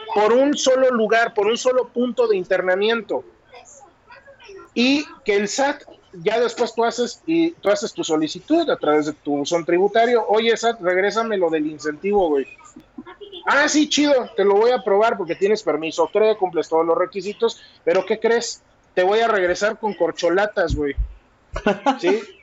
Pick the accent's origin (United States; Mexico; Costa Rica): Mexico; a mí como mexicano